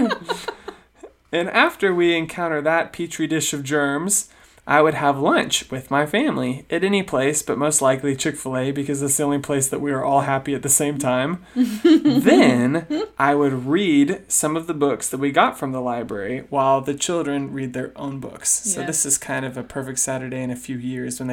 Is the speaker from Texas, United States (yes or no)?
yes; Sugar Land, Texas, United States; we grew up mainly in Sugar Land, which is a gigantic master plan community outside of Houston